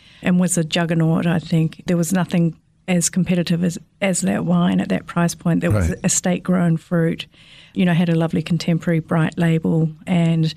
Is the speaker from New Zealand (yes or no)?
yes; Marlborough, New Zealand; moved away as an adult; also born or lived in Sydney, Australia; now in South Australia, Australia; I was born and raised in Marlborough, New Zealand, in the Marlborough Sounds, actually, so quite a remote area of Marlborough